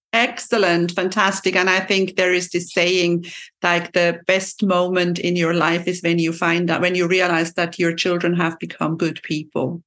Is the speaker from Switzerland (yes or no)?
yes; Switzerland; my second mother tongue because I'm from Switzerland, and we have to learn French at a very early age.